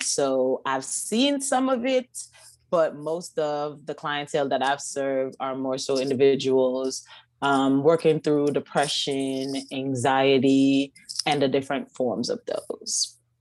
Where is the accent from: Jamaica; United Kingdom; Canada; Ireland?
Jamaica; Kingston; now in United States; born and raised in Kingston, Jamaica